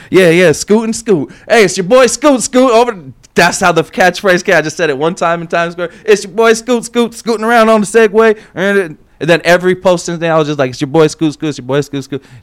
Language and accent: English; Las Vegas, Nevada, United States; I've always loved it since a kid growing up in Vegas, sneaking into all these events at the MGM